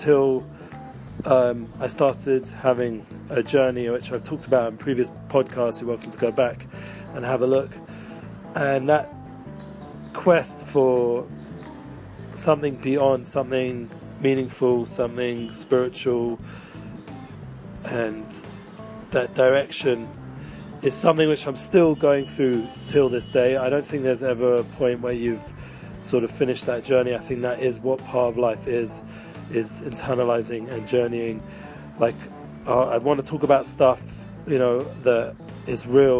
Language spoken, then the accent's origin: English; England, United Kingdom; accent: English; moved away as an adult; growing up in England